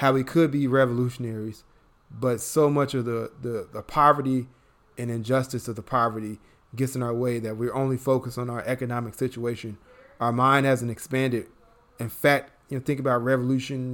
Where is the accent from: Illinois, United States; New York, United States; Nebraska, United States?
Illinois, United States; Chicago; me growing up in Chicago